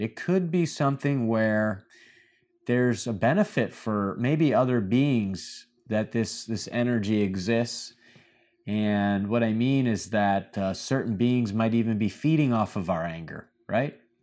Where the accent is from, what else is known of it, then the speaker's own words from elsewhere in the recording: Michigan, United States; now in Miami, United States; My home state of Michigan